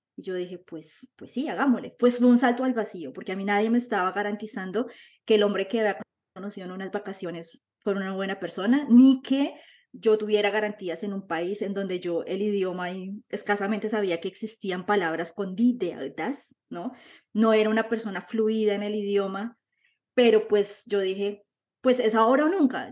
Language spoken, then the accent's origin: Spanish; Bogotá, Colombia; moved away as an adult; now in Germany; soy colombiana, vengo de la ciudad de Bogotá, estoy en Alemania hace 13 años